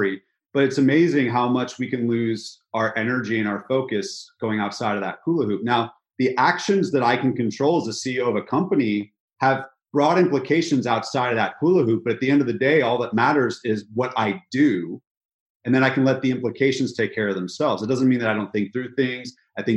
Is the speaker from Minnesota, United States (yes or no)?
no; California, United States; moved away as an adult; now in Nashville, United States; So I'm from California. I had to come to a place in Nashville, Tennessee that I'd never been